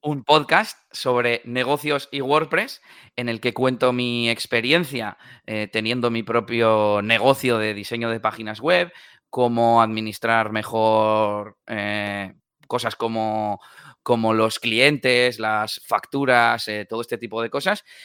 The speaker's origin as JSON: {"language": "Spanish", "town": "Bilbao", "region": "Basque Country", "country": "Spain", "said": "soy de Bilbao, en el norte de España"}